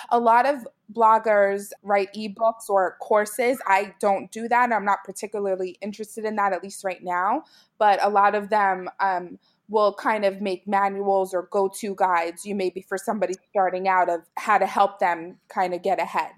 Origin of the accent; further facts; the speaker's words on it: New York City, New York, United States; also born or lived in central New Jersey; now in New Jersey, United States; I'm from Brooklyn, New York originally, and now I live in central New Jersey